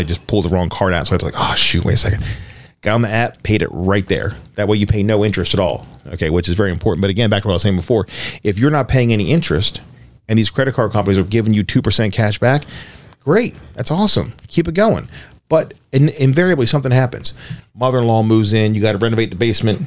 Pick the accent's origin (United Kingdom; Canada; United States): United States; Baltimore, Maryland; also born or lived in Harford County, Maryland; I'm from East Baltimore